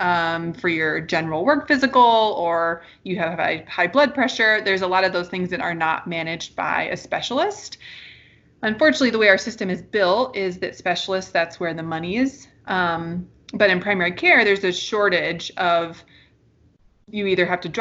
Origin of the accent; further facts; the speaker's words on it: Oregon, United States; moved away; I'm originally from Oregon